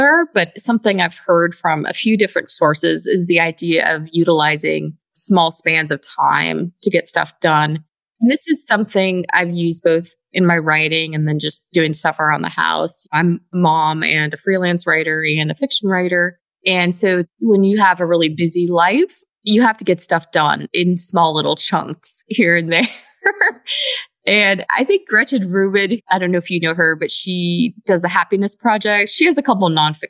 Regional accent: Pacific Northwest, United States; also born or lived in East Coast; now in Houston, United States; I'm originally from the Pacific Northwest, and then I was on the East Coast for about 20 years.

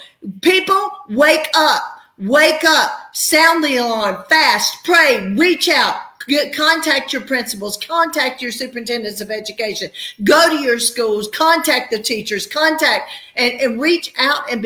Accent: the South, United States; we're from the South, we're the Bible Belt

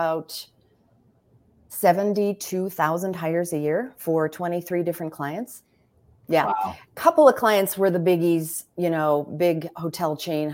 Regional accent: Minnesota, United States; moved away as an adult; also born or lived in Chicago / Frankfurt, Germany; I'm actually from Minnesota originally. So very if you hear my accent, it's legit.

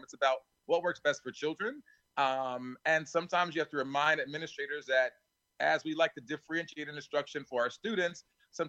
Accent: Plainfield, New Jersey, United States; I grew up in Plainfield. I may be one of the rare presidents who actually is serving the community where they grew up.

